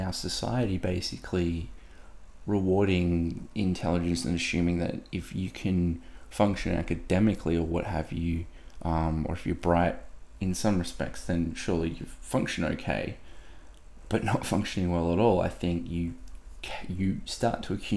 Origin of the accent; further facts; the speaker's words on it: Australia; as an Aussie male